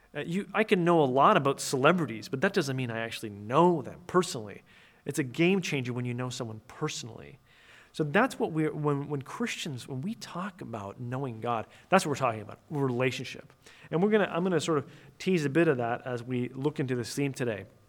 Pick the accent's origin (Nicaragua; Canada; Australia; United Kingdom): Canada; near Toronto, Ontario; I was born and raised, uh, near Toronto, Canada.